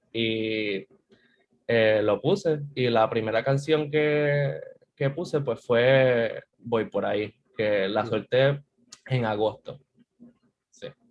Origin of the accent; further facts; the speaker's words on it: San Juan, Puerto Rico; yo soy de aquí, de San Juan, nací en el auxilio mutuo, soy de San Juan puro